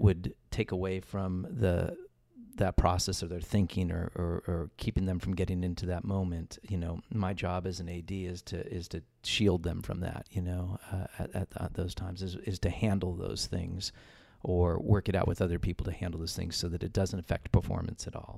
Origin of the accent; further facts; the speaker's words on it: Los Angeles, California, United States; moved away; I'm from Los Angeles. I was born and raised out there